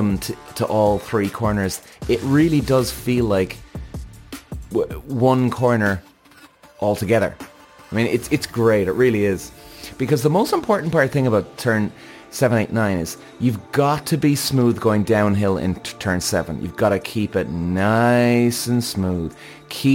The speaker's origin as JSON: {"language": "English", "country": "Ireland", "also_born_or_lived": "Zandvoort, Netherlands", "said": "Now, I'm an Irish guy, Irish driver"}